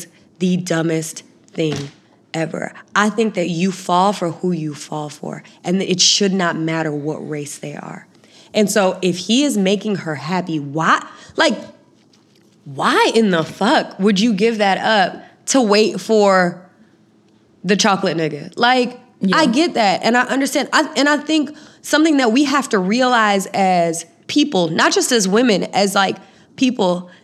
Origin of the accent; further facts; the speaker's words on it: Florida, United States; I'm from Florida